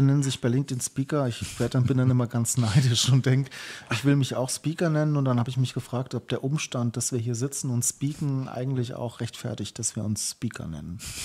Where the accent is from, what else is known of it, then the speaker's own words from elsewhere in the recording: Schlüchtern, Hesse, Germany; ich bin aufgewachsen in Schlüchtern